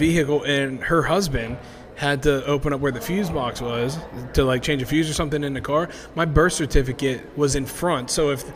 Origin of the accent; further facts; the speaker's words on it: State College, Pennsylvania, United States; also born or lived in Baltimore / Pittsburgh; I moved from Baltimore back home to State College